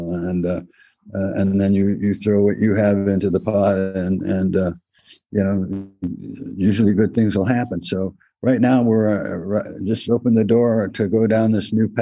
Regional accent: El Cerrito, California, United States; my hometown, El Cerrito

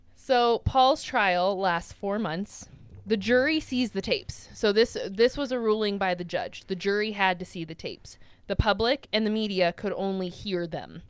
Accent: United States; I am American and I am white.

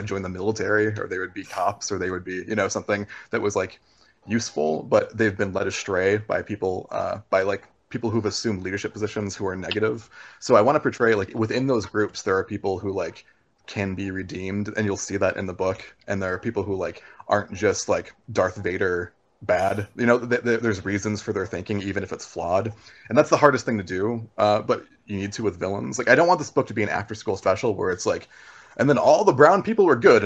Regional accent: Arizona, United States; growing up in Arizona

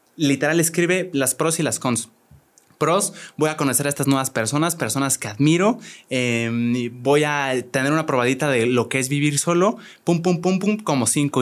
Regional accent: Querétaro, Mexico; yo nací aquí en Querétaro

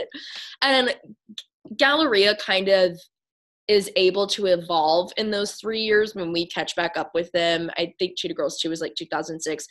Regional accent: Tennessee, United States; as a child growing up in Tennessee in a really white neighborhood

